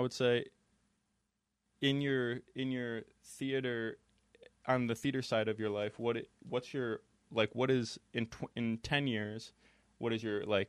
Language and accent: English; Binghamton, New York, United States; now in Buffalo, United States; because I'm actually not from around here, for people that may not know, because I came from Binghamton, New York, and it's about 3 hours away. And so I'd love to just get to know people up here in Buffalo.